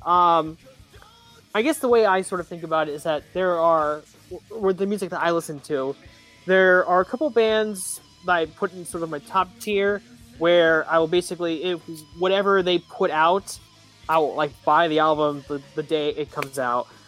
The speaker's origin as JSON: {"language": "English", "town": "Wilkes-Barre", "region": "Pennsylvania", "country": "United States", "tie": "born or raised there", "said": "my hometown of, my hometown of uh, Wilkes-Barre"}